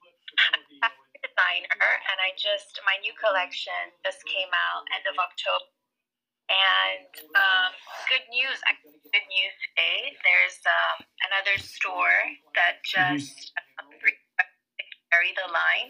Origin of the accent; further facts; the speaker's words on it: Rome, Lazio, Italy; moved away; I was born in I grew up in Rome in Italy.